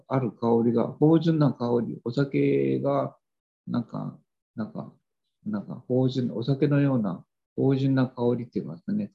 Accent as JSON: {"language": "Japanese", "country": "Japan", "said": "我々の日本人の根本、精神的な根本にあると思うんですね"}